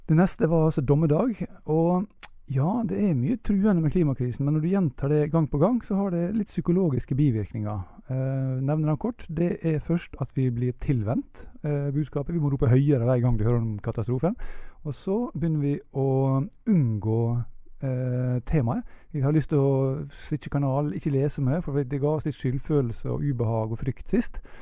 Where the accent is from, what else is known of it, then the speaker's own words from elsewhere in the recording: Ålesund, Møre og Romsdal, Norway; vi mennesker vi har en stedsidentitet. Jeg er ålesunder, f.eks.